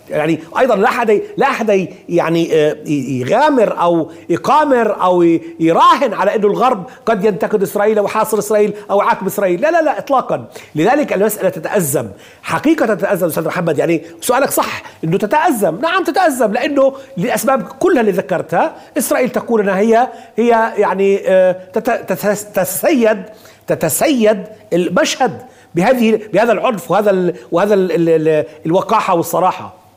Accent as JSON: {"language": "Arabic", "country": "Palestine", "said": "كفلسطيني تحت الاحتلال"}